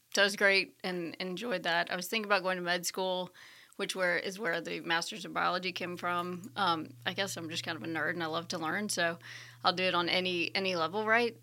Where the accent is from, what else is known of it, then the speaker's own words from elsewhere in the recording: Birmingham, Alabama, United States; moved away; also born or lived in Washington, D.C.; I was born in Birmingham, Alabama, at Saint Vincent's